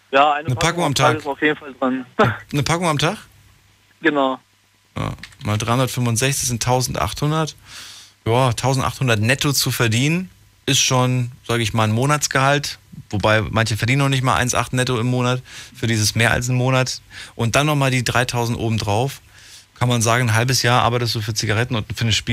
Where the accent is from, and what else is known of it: Aachen, North Rhine-Westphalia, Germany